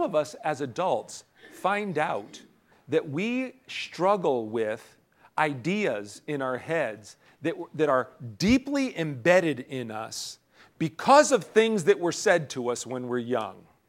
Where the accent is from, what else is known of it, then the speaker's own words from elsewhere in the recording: United States; as American citizens